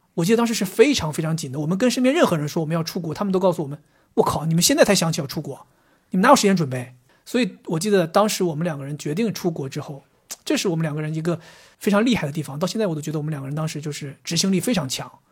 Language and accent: Chinese; Northeast China, China; moved away as an adult; now in Shanghai, China; 我作为一个东北人